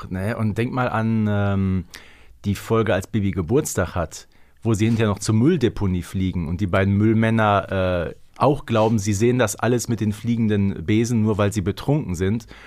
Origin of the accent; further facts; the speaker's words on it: North Rhine-Westphalia, Germany; Also ganz ehrlich, man würde bei uns im Ruhrgebiet sagen, der ist rotzevoll